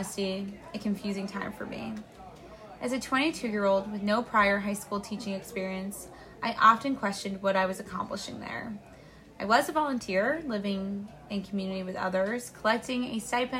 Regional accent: Braintree, Massachusetts, United States; my world did open up beyond my hometown of Braintree, Massachusetts

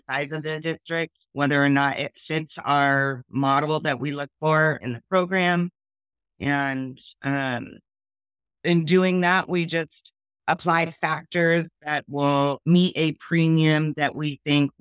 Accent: Richland, Washington, United States; also born or lived in Seattle area, Washington / Ellensburg, Washington; I was born over in Richland, Washington, Drake City, Eastern Washington area. Moved here in between my fifth and sixth grade elementary school year. And I've been in the Seattle area ever since

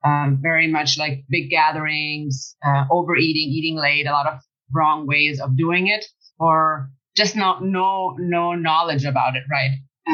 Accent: Germany; now in United States; I'm originally from Germany. I'm Italian Greek. My parents both met in Germany in the 70s because the economy was just much better back then in Germany because of work. And I've moved to the United States since 98.

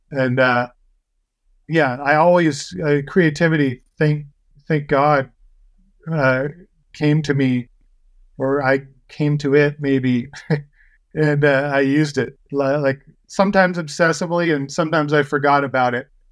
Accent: Paso Robles, California, United States; I grew up in Paso Robles

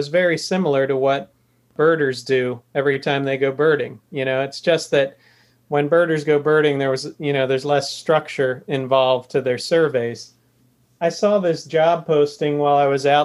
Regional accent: New Jersey, United States; moved away as an adult; also born or lived in Channel Islands; I grew up in New Jersey

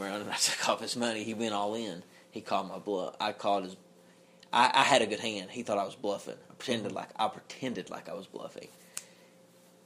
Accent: Kentucky, United States; I'm from Kentucky

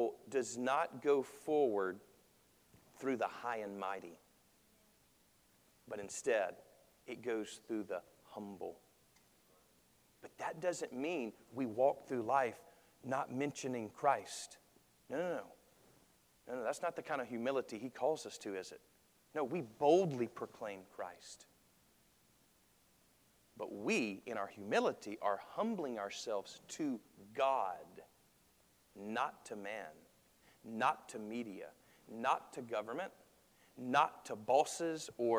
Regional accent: United States; I love being an American

